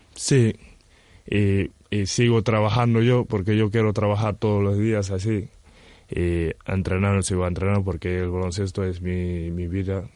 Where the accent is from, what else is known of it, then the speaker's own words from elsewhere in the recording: Senegal; Spanish is a second language; moved away as an adult; also born or lived in Gran Canaria / Betanzos; now in A Coruña, Spain; soy de Senegal